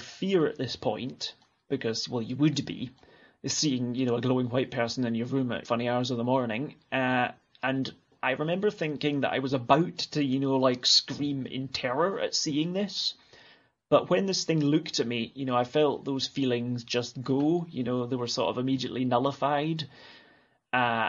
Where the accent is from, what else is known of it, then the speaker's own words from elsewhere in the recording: Alloa, Scotland, United Kingdom; accent: Scottish; moved away as an adult; also born or lived in Clackmannan; now in Ullapool, United Kingdom; where I grew up in Alloa